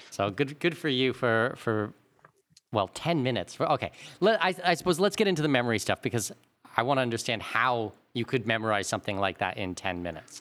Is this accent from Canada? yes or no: yes; Canada; we're both Canadian.